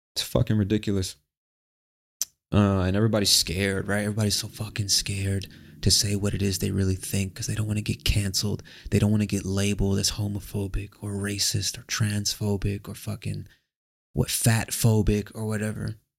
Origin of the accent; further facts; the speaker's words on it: United States; moved away; I, as an American overseas